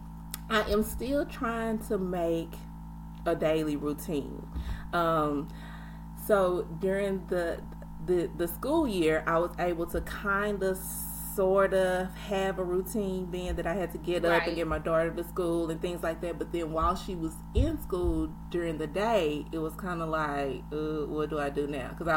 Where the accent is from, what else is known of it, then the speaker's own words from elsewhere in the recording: Louisiana, United States; now in Texas, United States; I'm from Louisiana, but I live in Texas.